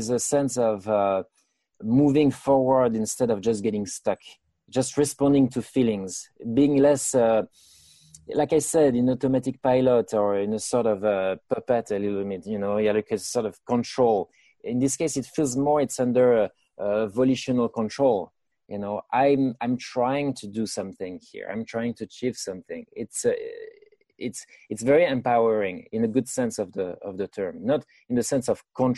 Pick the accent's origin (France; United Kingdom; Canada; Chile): France; moved away as an adult; now in United States; I was born in France, and I spent my first 30 years in France.